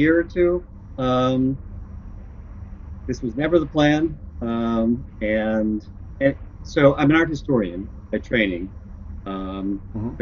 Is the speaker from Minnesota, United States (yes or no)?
no; Chicago, Illinois, United States; moved away as an adult; also born or lived in Arizona / Seattle / West Coast / the South; I grew up in Chicago